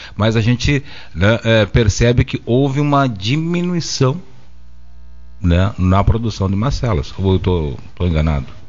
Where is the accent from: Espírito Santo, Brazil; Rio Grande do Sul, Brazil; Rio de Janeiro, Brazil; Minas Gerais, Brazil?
Rio Grande do Sul, Brazil